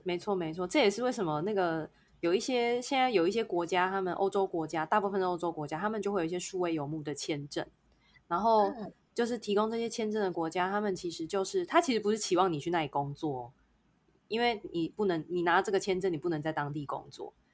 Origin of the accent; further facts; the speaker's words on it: Taiwan; 我们是台湾人